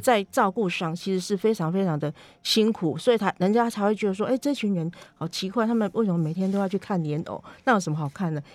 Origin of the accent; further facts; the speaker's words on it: Minxiong, Chiayi County, Taiwan; moved away; 我其实是生长在嘉义民雄牛斗山这边的牛斗山